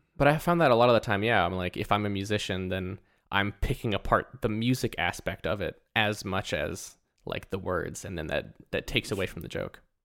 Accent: Canada; we're Canadian

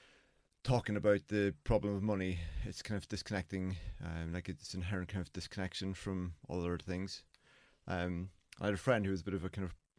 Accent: County Donegal, Ireland; I grew up in Donegal

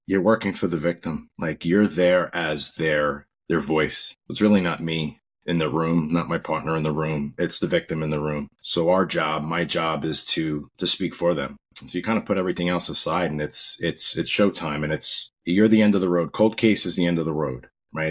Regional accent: Long Island, New York, United States; also born or lived in Rego Park, Queens, New York / Virginia; Yeah, I grew up in Long Island, New York. Uh, started out as a baby in Rego Park, Queens and my family moved out to Long Island when I was very young.

